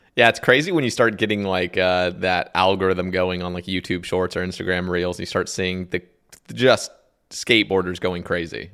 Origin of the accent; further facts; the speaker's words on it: Oregon, United States; moved away; also born or lived in Alabama; we're from Oregon, you know, we just have, like, the boring accent